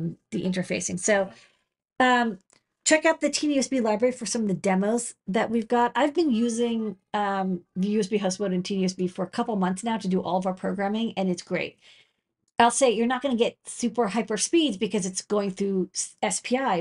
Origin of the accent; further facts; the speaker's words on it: Boston, Massachusetts, United States; moved away as an adult; now in New York City, United States; I'm from Boston